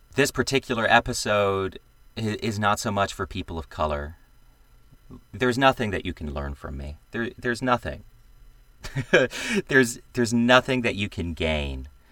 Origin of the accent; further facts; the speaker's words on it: the American South, United States; I am a Southerner. I come from a plantation family that back in the day owned slaves